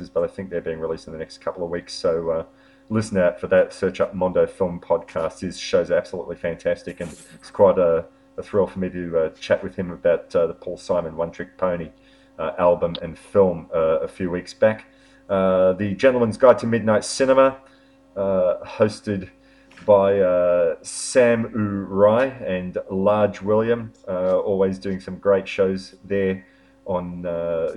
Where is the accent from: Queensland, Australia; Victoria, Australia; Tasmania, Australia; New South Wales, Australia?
Victoria, Australia; Melbourne; my hometown, or our hometown of Melbourne.